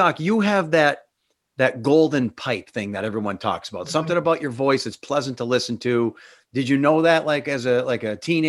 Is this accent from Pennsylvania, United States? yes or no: yes; Northeastern Pennsylvania coal region, United States; accent: coal cracker; I'm proud of my coal cracker accent.